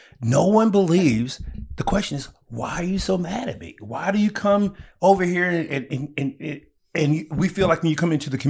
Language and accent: English; the South, United States; However, I grew up in the South, so my first exposure, it's always been around.